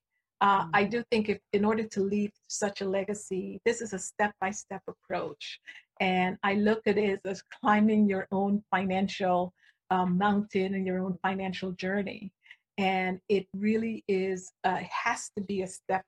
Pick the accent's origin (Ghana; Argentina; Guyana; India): Guyana; moved away; I grew up in a small country. I was born in Guyana, South America